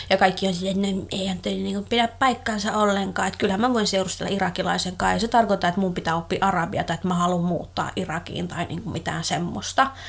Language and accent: Finnish; Finland; hänhän oli ihan kauhuissaan, että mä oon Suomesta kotosi.